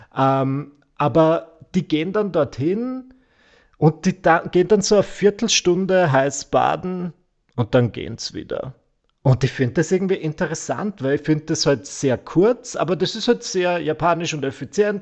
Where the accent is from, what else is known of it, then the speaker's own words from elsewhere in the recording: Vienna, Austria; bei uns in Wien.